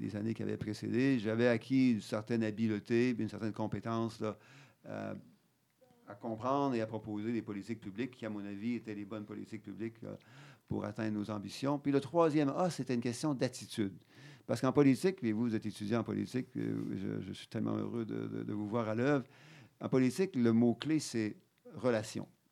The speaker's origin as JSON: {"language": "French", "town": "Quebec City", "region": "Quebec", "country": "Canada", "tie": "born or raised there", "also_born_or_lived": "Ottawa / Alberta / London", "said": "j'ai grandi à Beauport, dans, une mhm. ville qui n'était pas à l'époque dans Québec, mais qui est maintenant dans Québec"}